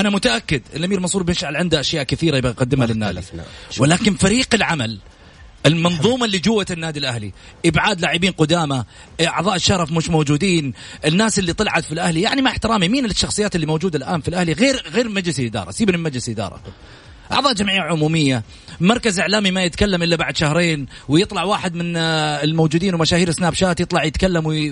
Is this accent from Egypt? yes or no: no; Saudi Arabia; لنا كسعوديين